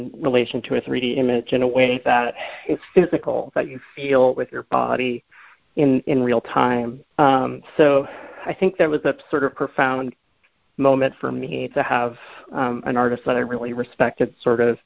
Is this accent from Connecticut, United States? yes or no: no; Boston, Massachusetts, United States; moved away; I'm from the Boston area